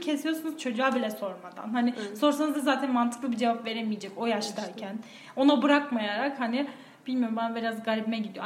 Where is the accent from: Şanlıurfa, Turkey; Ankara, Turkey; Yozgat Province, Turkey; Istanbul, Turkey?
Yozgat Province, Turkey; Boğazlıyan; moved away; Anadolu'nun Anadolu'su iç, için içi Yozgat'ta büyümüşüm. Yozgat'ın da bir ilçesinde büyümüşüm